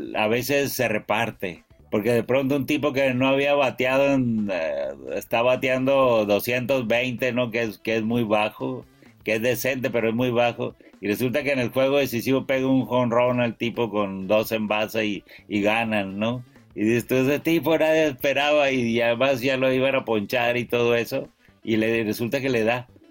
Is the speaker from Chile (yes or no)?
no; Mexico; yo soy mexicano y soy prieto